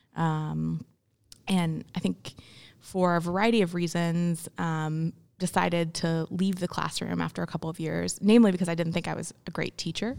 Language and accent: English; Memphis, Tennessee, United States; also born or lived in India; I grew up in Memphis, but I was adopted. So I was born in India